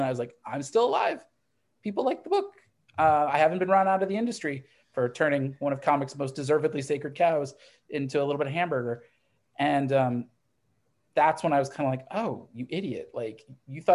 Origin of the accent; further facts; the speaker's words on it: Midwest, United States; I grew up in the Midwest